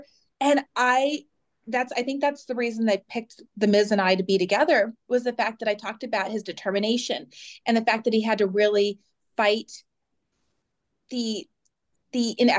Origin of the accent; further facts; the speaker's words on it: Phoenix, Arizona, United States; I am born and raised in Phoenix, Arizona, and I'm 46.